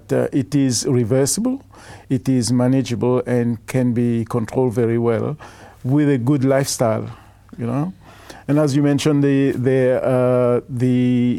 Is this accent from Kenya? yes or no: no; Mauritius; now in Australia; I'm originally from Mauritius